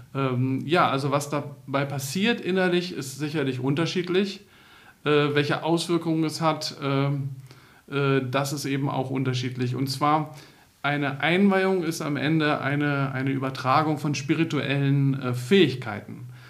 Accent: Northern Germany, Germany; ich bin ja selber aus Norddeutschland

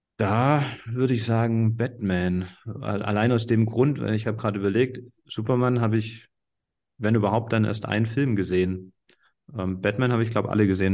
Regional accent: Baden-Württemberg, Germany; bei uns in Baden-Württemberg

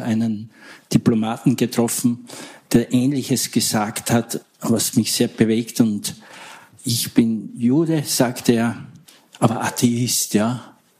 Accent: Austria; ich komme mal halt aus Österreich

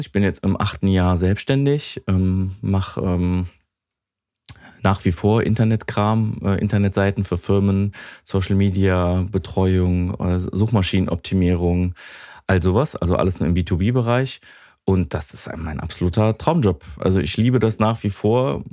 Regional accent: Wesseling, North Rhine-Westphalia, Germany; Wesseling, Godorf, so das ist genau da, wo ich aufgewachsen bin

